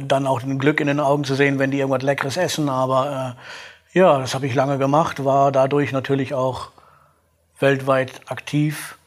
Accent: Gronau, North Rhine-Westphalia, Germany; also born or lived in Aurich; now in Dortmund, Germany; Gebürtlich komme ich aus Kronau. Das ist in Nordrhein-Westfalen direkt an der holländischen Grenze.

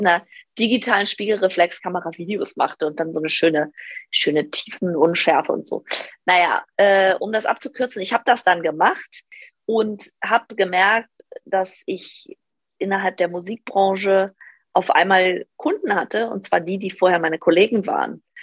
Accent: Northern Hesse, Germany; moved away as an adult; ich komme eigentlich aus Nordhessen vom Dorf

